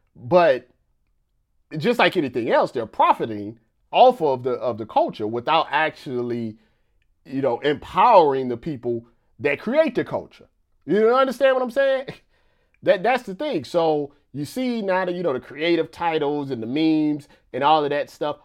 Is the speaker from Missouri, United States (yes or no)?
yes; Missouri, United States; I'm from Missouri